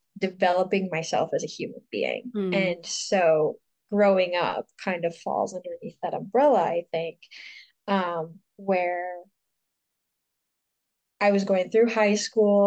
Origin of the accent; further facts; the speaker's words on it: Houghton, Michigan, United States; I'm from Houghton, Michigan, which is like this tiny little town in northern Michigan